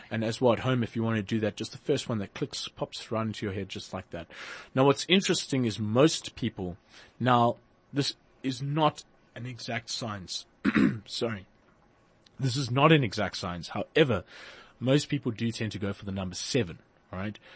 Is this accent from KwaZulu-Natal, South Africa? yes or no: no; Port Elizabeth, Eastern Cape, South Africa; moved away; I'm originally from Port Elizabeth